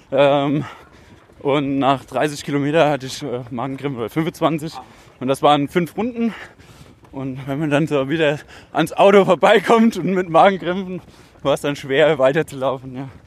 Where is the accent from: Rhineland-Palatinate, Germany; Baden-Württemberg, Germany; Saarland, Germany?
Rhineland-Palatinate, Germany; Also die Gegend hier kenne ich ja schon, bin aus der Nähe.